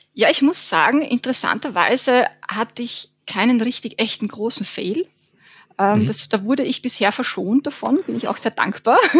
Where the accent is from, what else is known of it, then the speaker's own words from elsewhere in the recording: Burgenland, Austria; now in Vienna, Austria; ich bin aus Wien, äh, komme eigentlich aus dem sonnigen Burgenland, lebe aber jetzt schon seit zehn Jahren in Wien